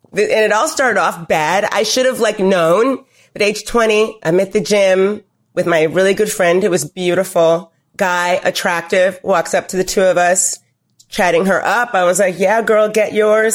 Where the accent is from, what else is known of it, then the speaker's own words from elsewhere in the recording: New York City, New York, United States; I'm from New York City